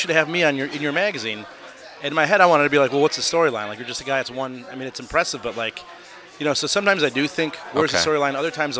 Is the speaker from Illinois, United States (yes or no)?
yes; Chicago, Illinois, United States; Northwest side in Norwood Park.